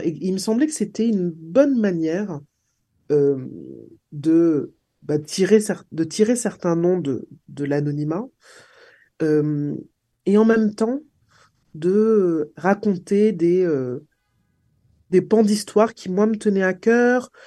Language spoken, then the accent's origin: French; Martinique; J'ai grandi en Martinique